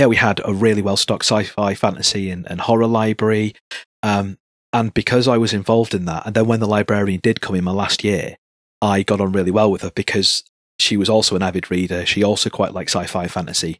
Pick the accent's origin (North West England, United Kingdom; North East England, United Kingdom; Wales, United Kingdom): North West England, United Kingdom; Salford; I grew up in Salford, which is pretty substantial, and then right on the borders of Manchester Town Centre